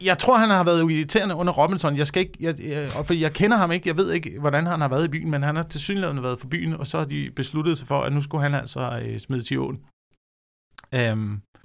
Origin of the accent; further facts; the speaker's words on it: Slagelse, Zealand, Denmark; det har været Slagelse, hvor jeg også kom fra.